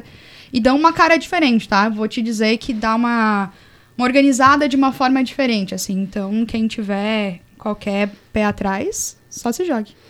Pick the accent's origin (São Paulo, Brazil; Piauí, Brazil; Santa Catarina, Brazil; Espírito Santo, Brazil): Santa Catarina, Brazil; Caçador; moved away as an adult; also born or lived in Florianópolis; A minha equipe de atletismo de, de caçador de onde eu sou eram só meninos